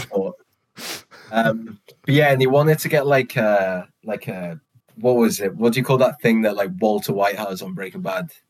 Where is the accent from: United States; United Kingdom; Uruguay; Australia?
United Kingdom